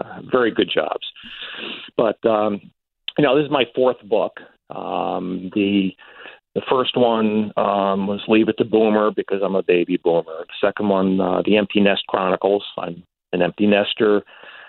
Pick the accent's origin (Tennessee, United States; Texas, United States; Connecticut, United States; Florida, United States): Connecticut, United States; Stamford; I got a job at the Stanford Advocate, my hometown paper